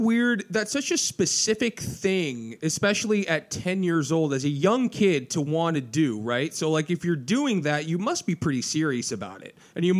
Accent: Orange County, California, United States; I grew up in Orange County a little bit. I lived in Orange County for like 4 or 5 years growing up.

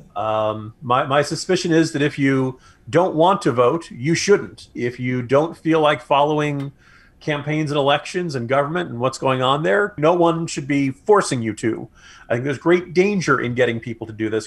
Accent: New Jersey, United States; now in Virginia, United States; a man born and raised in New Jersey

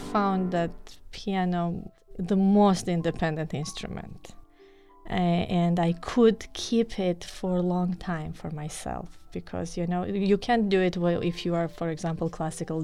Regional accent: Tbilisi, Georgia; moved away as an adult; now in Arizona, United States; I'm from Republic of Georgia. Tbilisi is the capital city, so I studied there

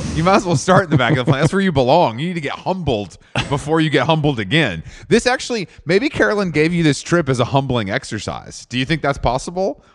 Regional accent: Atlanta, Georgia, United States; I'm, I'm from Atlanta

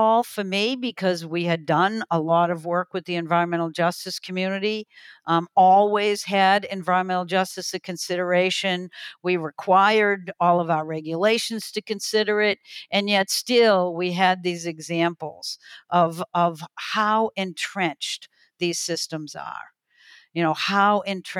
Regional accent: New England, United States; a kid growing up in New England

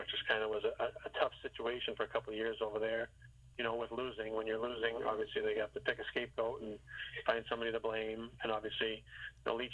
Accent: Boston, Massachusetts, United States; moved away as an adult; being from Boston area

